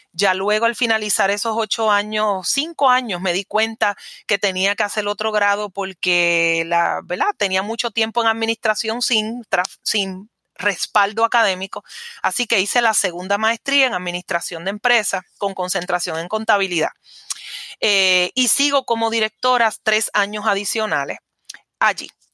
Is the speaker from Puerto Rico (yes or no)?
yes; Caguas, Puerto Rico; de Caguas, mi pueblo